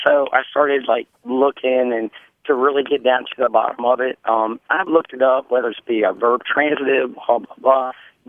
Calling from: Harrisonburg, Virginia, United States; Harrisonburg, Virginia.

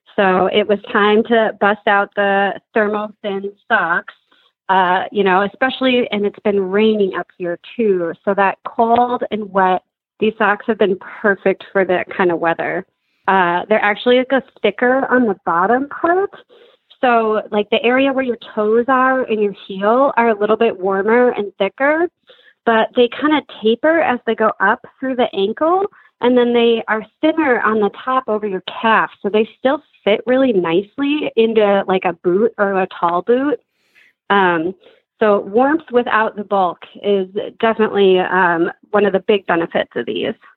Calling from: Madison, Wisconsin, United States; I am calling today from Madison, Wisconsin

